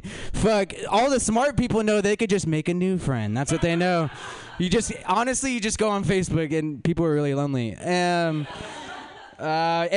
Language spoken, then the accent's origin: English; California, United States; I'm from California